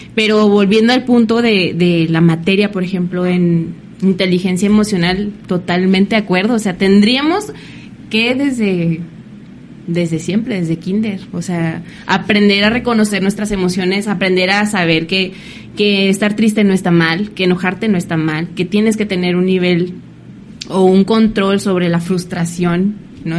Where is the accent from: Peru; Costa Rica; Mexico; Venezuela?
Mexico; como mexicanos